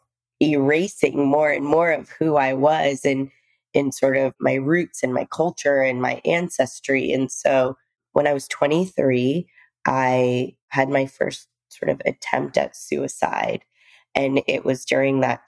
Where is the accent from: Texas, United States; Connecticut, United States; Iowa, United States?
Texas, United States; also born or lived in India / New York / Seattle; now in West Palm Beach, United States; I was born in India. My father came to the US a little bit before, and my mom and I were living in India. And we moved to the US. We moved to the deep south when I was about two, and Texas to be exact